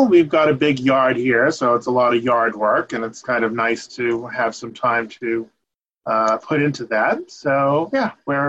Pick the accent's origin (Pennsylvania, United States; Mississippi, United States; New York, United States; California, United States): New York, United States; Long Island / Hudson River Valley; No, I was born in New York, but raised out on Long Island near Port Jeff until I was about 10 or 11. And then we moved up to the Hudson River Valley, where my grandmother's family was originally from.